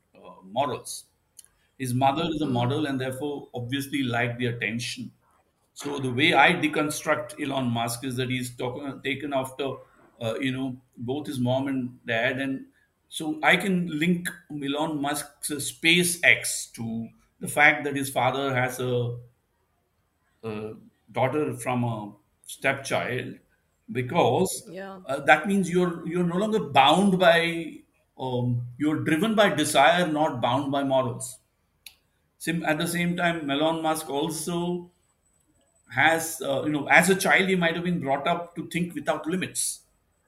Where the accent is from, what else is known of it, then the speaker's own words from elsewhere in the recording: India; as an Indian